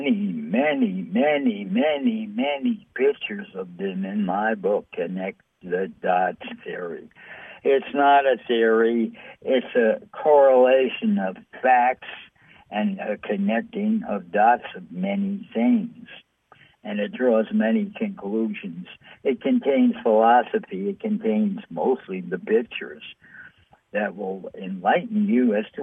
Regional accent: New York City, New York, United States; I'm from New York City.

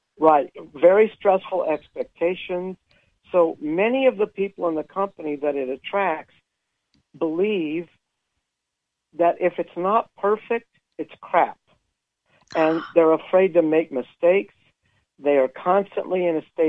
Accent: California, United States; now in Utah, United States; Originally California, but I've lived in Utah for a long time.

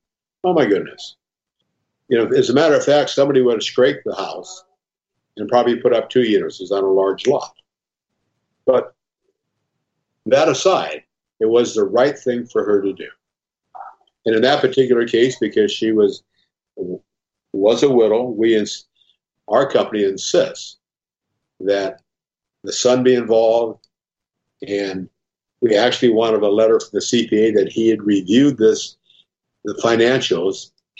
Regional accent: Omaha, Nebraska, United States; Yeah, I'm from Omaha, and I guess I learned this from my dad a long time ago, that people can lie, but numbers don't.

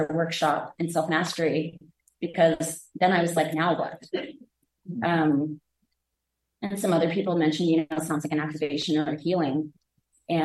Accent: Virginia, United States; now in Central Coast of California, United States; I am from Virginia originally, but I live on the Central Coast of California

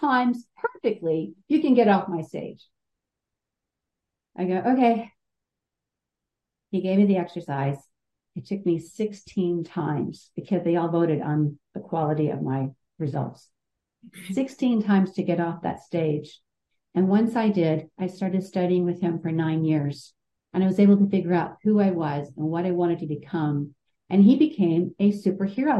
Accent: Southern California, United States; I'm from Southern California.

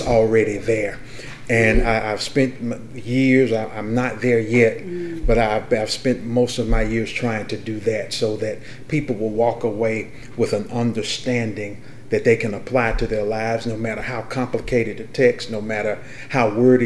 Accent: Columbia, Mississippi, United States; I am a native of Columbia, Mississippi. I was born and bred in Columbia, Mississippi

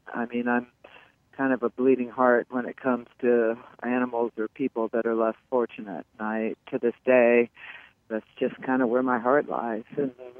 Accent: Des Moines, Iowa, United States; also born or lived in Malibu / Warrenton, Virginia / Palm Beach; I, however, was born, lived in Des Moines my whole life.

